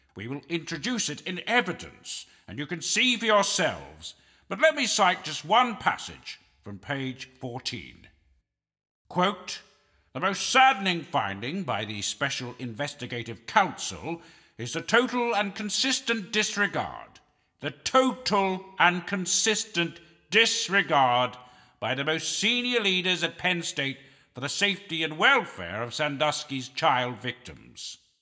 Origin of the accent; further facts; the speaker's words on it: Canada; I'm a Canadian